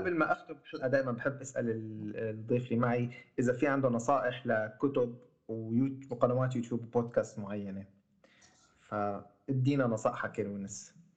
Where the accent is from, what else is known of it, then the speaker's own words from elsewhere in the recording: Syria; عندنا بسوريا